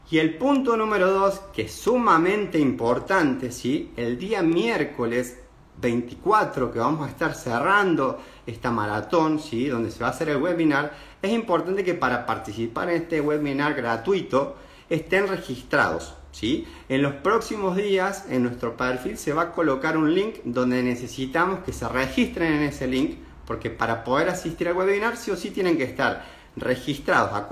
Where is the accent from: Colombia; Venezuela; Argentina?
Argentina; para los que no me conocen, soy quiropráctico, soy de Argentina, hace más de 15 años que tengo mi práctica